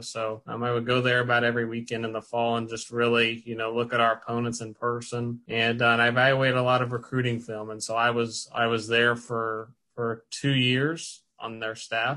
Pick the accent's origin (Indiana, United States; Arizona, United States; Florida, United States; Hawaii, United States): Indiana, United States; Brownstown; I'm from Brownstown, uh, so that's where went to Brownstown Central and graduated from there